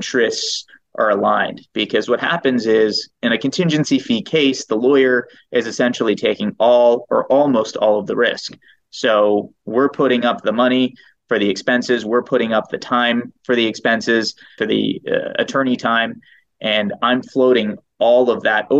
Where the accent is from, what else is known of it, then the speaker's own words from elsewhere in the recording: Eastern Shore, Maryland, United States; moved away as an adult; also born or lived in New York; now in Los Angeles, United States; I was born in New York. And for undergrad, I went to University of Maryland. I grew up in Maryland on the Eastern Shore, which is pretty rural